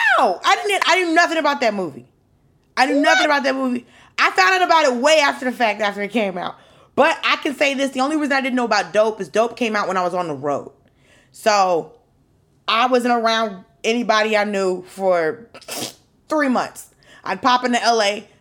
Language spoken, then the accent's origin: English; Atlanta, Georgia, United States; I'm from Atlanta